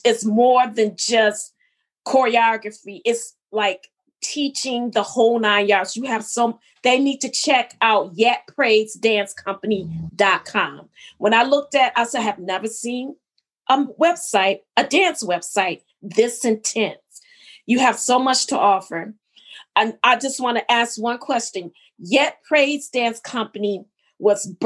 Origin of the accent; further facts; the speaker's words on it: Hamtramck, Michigan, United States; I grew up in Hamtramck